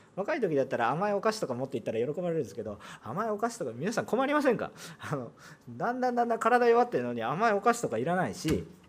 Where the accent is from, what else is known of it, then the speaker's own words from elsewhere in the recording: Japan; moved away as an adult; also born or lived in South Korea; 日本人として韓国に住んでる